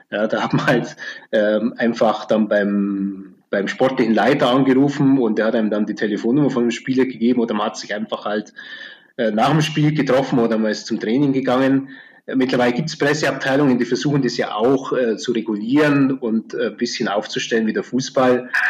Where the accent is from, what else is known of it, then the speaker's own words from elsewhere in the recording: Augsburg, Bavaria, Germany; Ähm, also ich bin ja groß geworden in Augsburg, ähm, der Stadt mit dem, äh, wie der Augsburger Former sagt, ältesten Eislauftreibenden Verein in Deutschland von 1878.